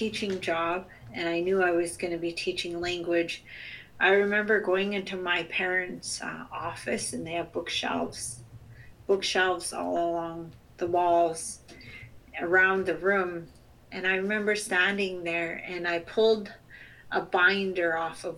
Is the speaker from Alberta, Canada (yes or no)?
no; Chilliwack, British Columbia, Canada; also born or lived in Sts'ailes First Nation / Sq'ewlets First Nation / Musqueam territory; I'm also from the Chilkwiuk Territory, the Chilliwack Territory, Skowkale First Nation